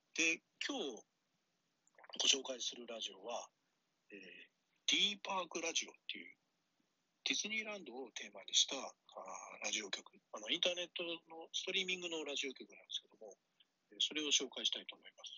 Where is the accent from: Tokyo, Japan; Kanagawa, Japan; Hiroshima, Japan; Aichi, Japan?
Kanagawa, Japan; Yokohama; also born or lived in Yamagata; now in Osaka, Japan; 山形生まれ横浜育ち大阪暮らし